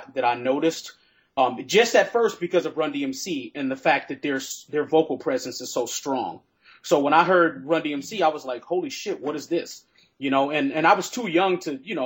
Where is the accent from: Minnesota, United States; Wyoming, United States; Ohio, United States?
Minnesota, United States; now in Philadelphia, United States; I'm the transplant from Minnesota to Philly